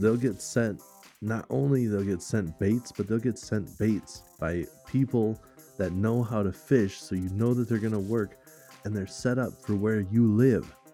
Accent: Minnesota, United States; we're from Minnesota

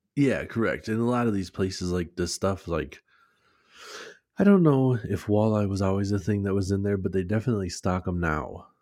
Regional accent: United States; we're from America

